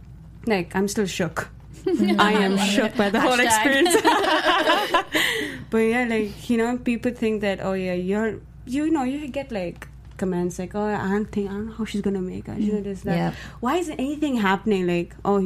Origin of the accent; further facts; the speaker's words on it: India; me being Indian